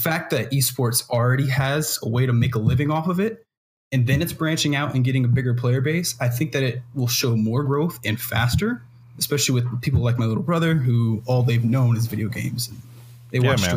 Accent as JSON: {"language": "English", "town": "Kansas City", "country": "United States", "said": "I'm from Kansas City, so I'm calling from the Midwest right now"}